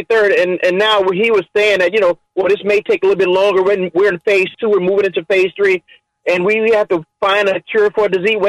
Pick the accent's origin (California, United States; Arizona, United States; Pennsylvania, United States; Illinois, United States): Illinois, United States; Chicago; I grew up in Chicago, right on the west side there. Well, I'm a hometown boy, went to Lane Tech.